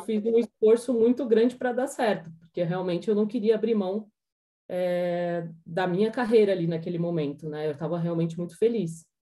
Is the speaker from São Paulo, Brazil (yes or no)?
yes; Jundiaí, São Paulo, Brazil; moved away as an adult; now in Curitiba, Brazil; eu sou de Jundiaí, mas eu moro em Curitiba desde 2015